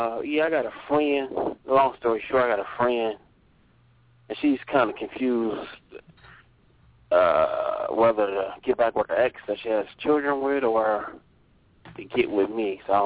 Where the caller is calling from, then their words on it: Ohio, United States; calling from Ohio.